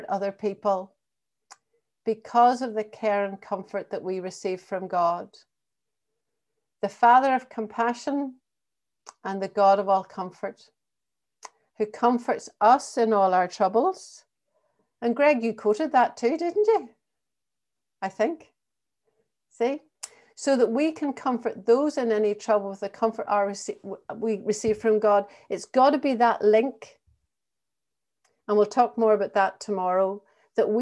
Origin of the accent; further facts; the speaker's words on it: Northern Ireland, United Kingdom; accent: Northern Ireland; also born or lived in England / Thurles, County Tipperary; now in Ireland; we both had Northern Ireland accents